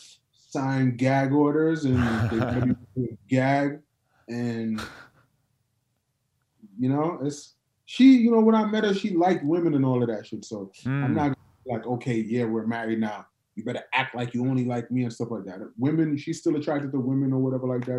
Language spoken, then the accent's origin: English; New York, United States; now in Atlanta, United States; I'm from New York